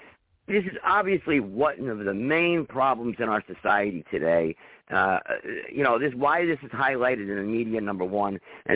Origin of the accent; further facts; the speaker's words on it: United States; as an American